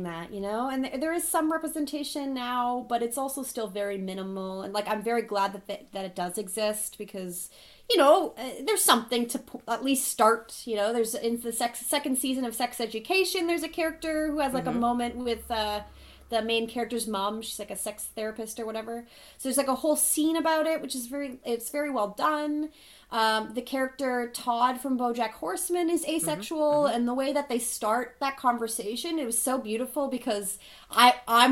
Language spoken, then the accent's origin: English; Thunder Bay, Ontario, Canada; I'm from Thunder Bay and it's a very heteronormative society there